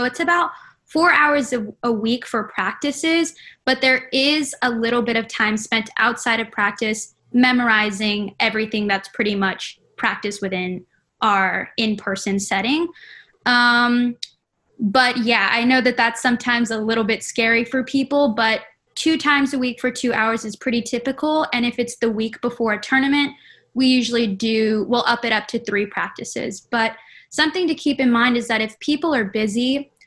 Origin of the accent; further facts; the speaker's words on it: Edinburg, Texas, United States; moved away as an adult; now in Waco, United States; I'm from Edinburgh, Texas.